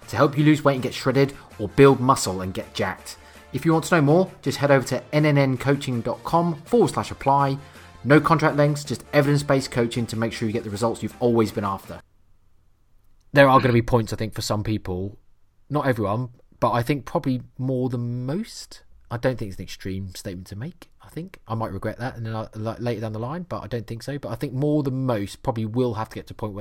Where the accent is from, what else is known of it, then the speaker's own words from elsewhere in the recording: Norfolk, East of England, United Kingdom; accent: Norfolk; that's really Norfolk, that's my accent coming from there